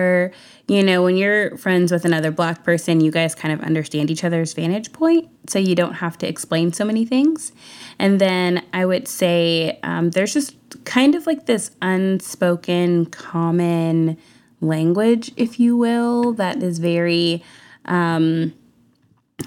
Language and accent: English; Houston, Texas, United States; a lot of my friends that I grew up with in Houston when I was younger were white